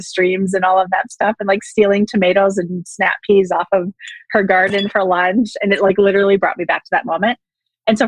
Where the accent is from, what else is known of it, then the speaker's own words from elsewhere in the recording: Wisconsin, United States; moved away as an adult; now in Arizona, United States; I live in Arizona now, but I was born and raised in Wisconsin.